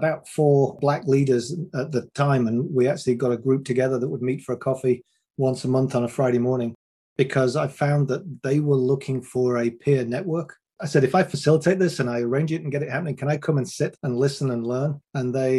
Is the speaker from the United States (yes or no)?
no; England, United Kingdom; I'm a 6 foot one white guy from England